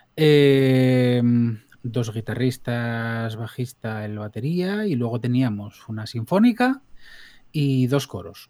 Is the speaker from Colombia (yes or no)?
no; Blimea, Asturias, Spain; yo vengo de un pueblo de la cuenca del Nalón, en más o menos el centro de Asturias, la cuenca buena.